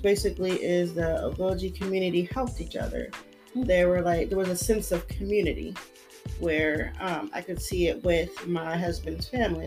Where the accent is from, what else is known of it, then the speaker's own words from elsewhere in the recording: United States; I'm American